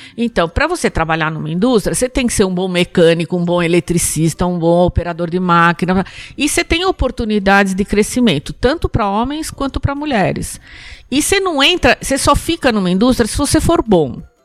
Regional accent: São Paulo, Brazil; born or raised there

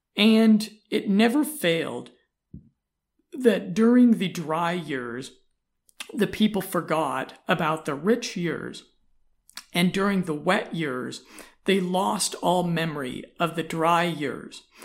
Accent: United States; I'm an American

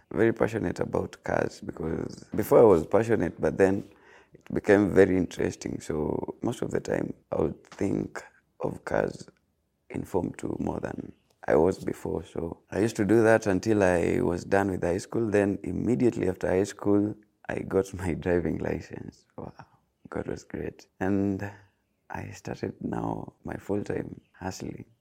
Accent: Eldoret, Uasin Gishu County, Kenya; moved away as an adult; now in Kisumu, Kenya; I was born and raised in Eldoret, but Currently, I live in Kisumu.

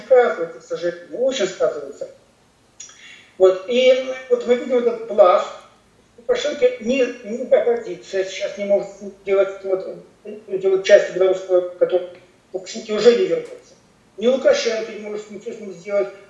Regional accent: Russian Far East, Russia; я человек не, не, не, не центральной России, я с Дальнего Востока

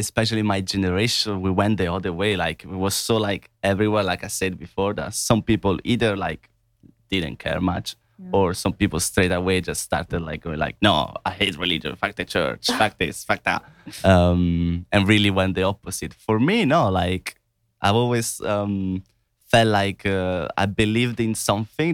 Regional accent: Italy; moved away; growing up in Italy

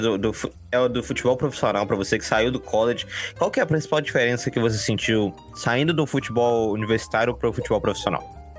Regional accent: Brazil; now in Boston, United States; como brasileiro

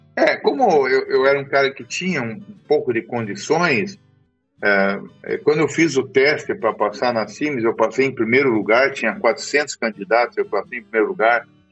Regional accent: Curitiba, Paraná, Brazil; moved away as an adult; also born or lived in São Miguel do Iguaçu, Paraná; now in Mato Grosso, Brazil; eu sou nascido em Curitiba, no Paraná, há sessenta e quatro anos atrás

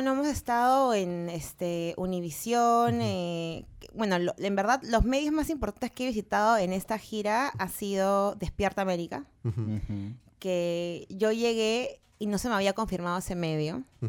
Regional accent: Peru; yo soy cantante peruana

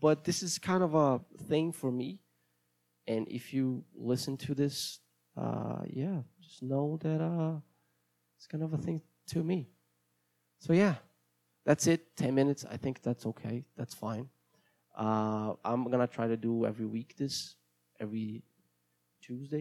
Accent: Brazil; accent: Brazilian; English is a second language; my accent is going to be Brazilian

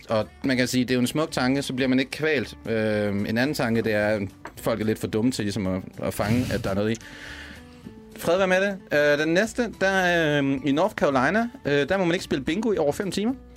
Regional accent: Denmark; now in Copenhagen, Denmark; som jyde

